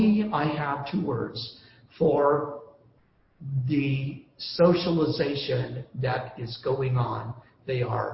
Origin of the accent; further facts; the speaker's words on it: United States; we do our duty as American citizens